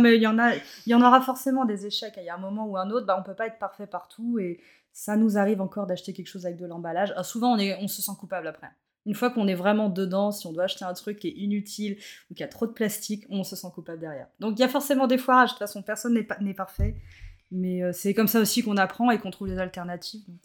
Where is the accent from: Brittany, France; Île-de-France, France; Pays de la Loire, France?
Brittany, France; Plouharnel; now in Nantes area, France; je suis originaire de Plouarnel, alors c'est un petit bourg à côté de Carnac. bonne bretonne, bien chauvine comme il faut.